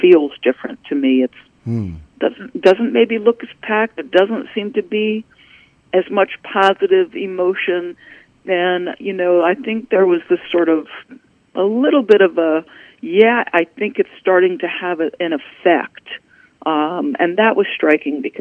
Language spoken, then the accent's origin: English; New Jersey, United States; also born or lived in New York; When I was a 7-year-old little girl, we moved from New York to New Jersey, and there was literally a park directly next to my house